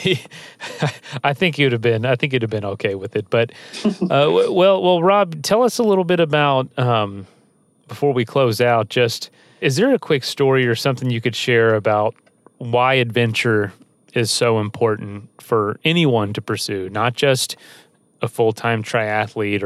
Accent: the South, United States; I'm from the South

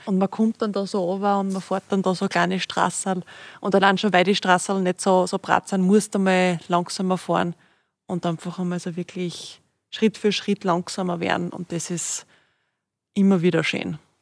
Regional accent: Styria, Austria; now in Upper Austria, Austria; als Steirerin da in, in Oberösterreich, als Zurgroste

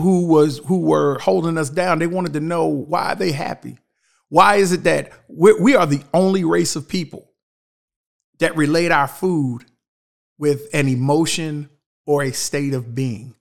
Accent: Shelby, North Carolina, United States; growing up in Shelby

